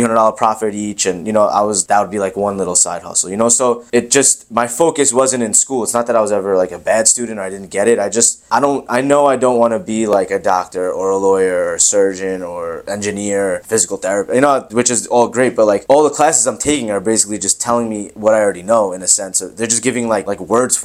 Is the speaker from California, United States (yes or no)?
no; Long Island, New York, United States; also born or lived in Queens, New York; I'm from Queens, New York originally. So my parents had that dream early and I came to Long Island when I was one. We moved here